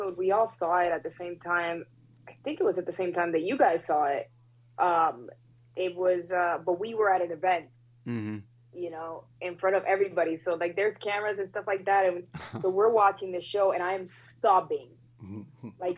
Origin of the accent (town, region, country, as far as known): Puerto Rico; moved away